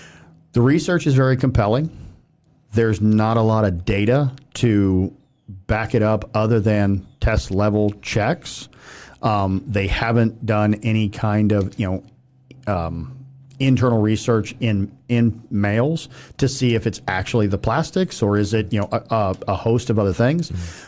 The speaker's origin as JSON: {"language": "English", "town": "Willshire", "region": "Ohio", "country": "United States", "tie": "born or raised there", "said": "I grew up in Wilshire, Ohio. So there's like 490 people in that town as a farm town."}